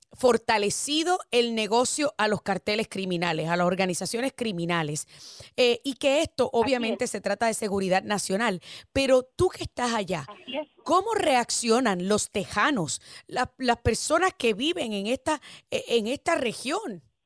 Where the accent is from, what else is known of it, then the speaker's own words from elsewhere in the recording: Puerto Rico; moved away; que soy puertorriqueña y ciudadana americana de nacimiento